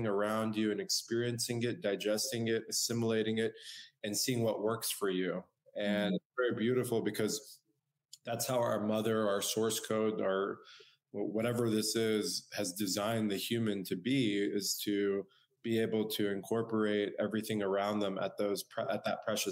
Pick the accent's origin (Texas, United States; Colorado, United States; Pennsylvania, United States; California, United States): California, United States; San Diego; I was born and raised in San Diego, California